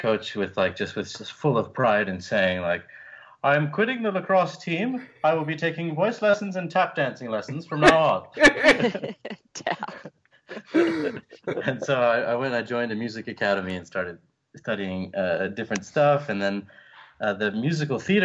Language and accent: English; Orlando, Florida, United States; I was born in Orlando, Florida, near Disney World